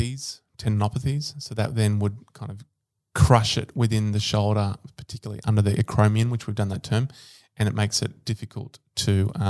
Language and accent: English; Rome, Lazio, Italy; born there; Yeah, I was born in Rome.